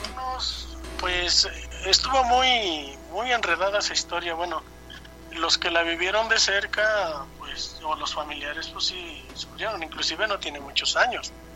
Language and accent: Spanish; Perote, Veracruz, Mexico; yo soy de Perote, Veracruz